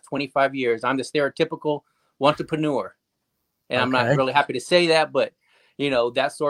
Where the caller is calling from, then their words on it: Wichita, Kansas, United States; Wichita, Kansas, USA, right in the middle of the country.